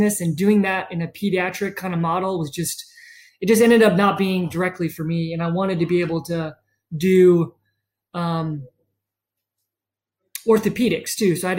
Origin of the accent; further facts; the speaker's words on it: Charleston, South Carolina, United States; I was born and raised in Charleston